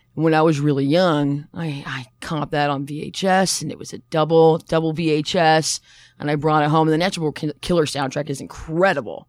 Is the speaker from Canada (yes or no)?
yes; Toronto, Ontario, Canada; also born or lived in Barrie; I'm from Toronto, too.